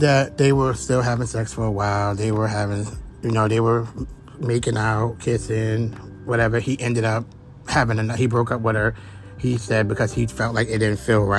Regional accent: Brooklyn, New York, United States; I'm from Brooklyn

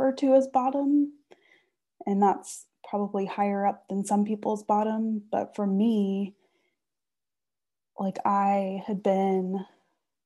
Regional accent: Austin, Texas, United States; I grew up in Austin when the rest of my family was in College Station

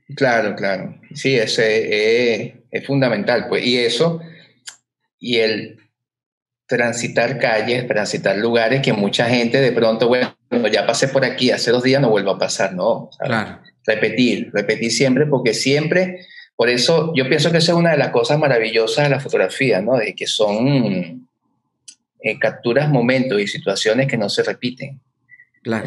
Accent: Caracas, Capital District, Venezuela; now in Montevideo, Uruguay; me dicen, ¿de dónde vienes? De Chacaíto de Plaza Venezuela

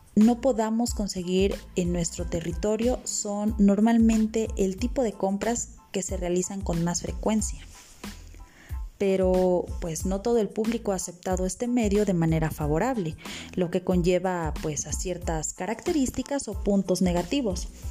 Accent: Mexico; como buenos mexicanos

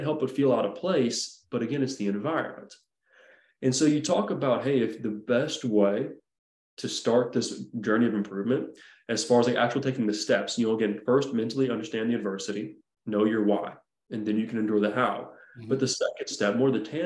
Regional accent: Nashville, Tennessee, United States; growing up around the Nashville area

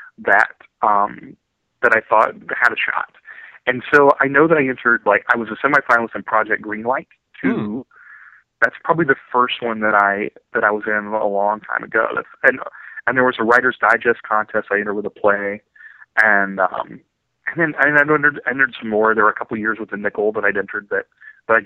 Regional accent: Ironton, Ohio, United States; moved away as an adult; now in Orange County, United States; I'm from Ironton, Ohio

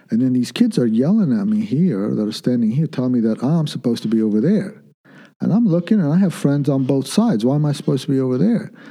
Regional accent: Kuwait; born there; My, both my parents are Lebanese. I was born in Kuwait

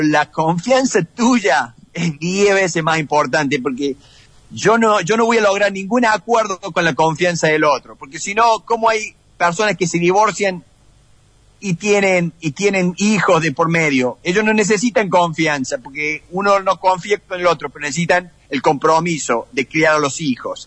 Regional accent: Argentina; moved away as an adult; now in United States; como argentino

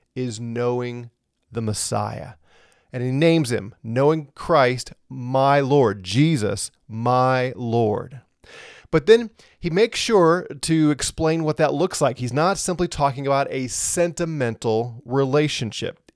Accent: St. Louis, Missouri, United States; now in Colorado, United States; I'm from Saint Louis

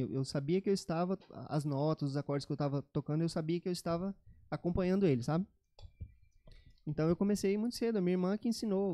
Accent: Cacoal, Rondônia, Brazil; now in Campo Grande, Brazil; Eu sou de Cacoal, em Rondônia.

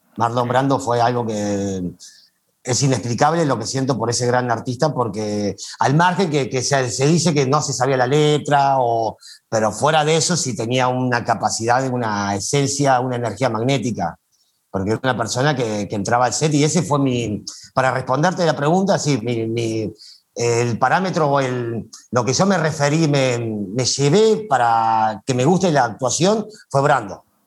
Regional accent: Villa de las Rosas, Córdoba, Argentina; moved away as an adult; also born or lived in Buenos Aires; now in Mexico; yo nací en Córdoba, eh, el lugar se llama Valle detrás la Sierra, es un valle que está atrás la Sierra, detrás, eh, y el lugar se llama Villa de las Rosas

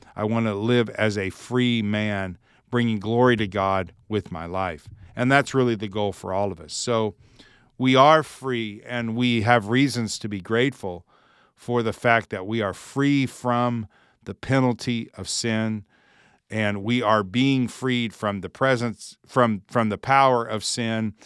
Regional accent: United States; I'm an American, uh, I live in the United States

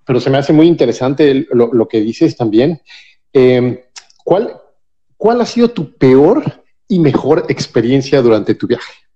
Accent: Mexico City, Mexico; yo soy de la Ciudad de México

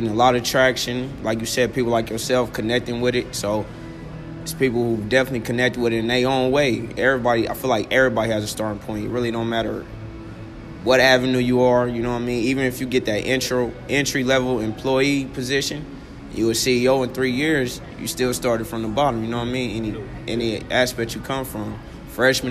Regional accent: Kansas City, Missouri, United States; originally I'm from Kansas City, Missouri, you know, South Kansas City

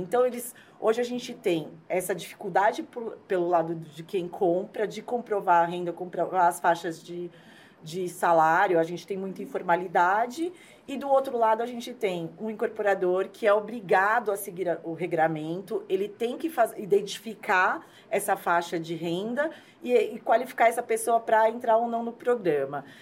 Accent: São Paulo, Brazil; eu sou de São Paulo

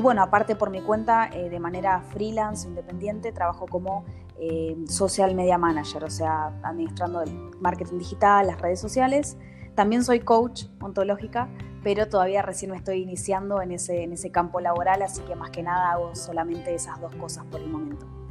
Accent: Buenos Aires, Argentina; moved away as an adult; now in Switzerland; yo soy de Buenos Aires

